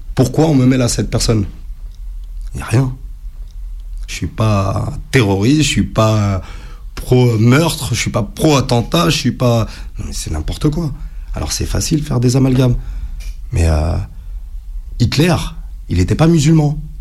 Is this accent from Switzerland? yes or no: no; France; je suis né en France.